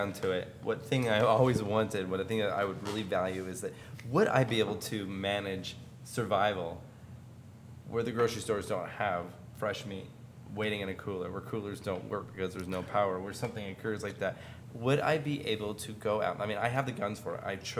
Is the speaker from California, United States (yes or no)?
no; Clatskanie, Oregon, United States; And I grew up in Clatskanie, Oregon, where...